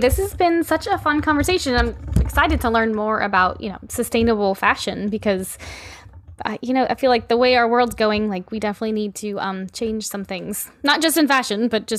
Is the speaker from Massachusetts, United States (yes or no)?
no; Louisiana, United States; I don't know if it's just because I'm from Louisiana and the air is like stagnant and everything is like brown.